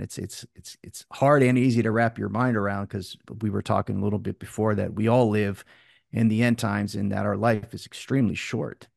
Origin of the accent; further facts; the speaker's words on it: Tarpon Springs, Florida, United States; in my hometown in Tarpon Springs, Florida.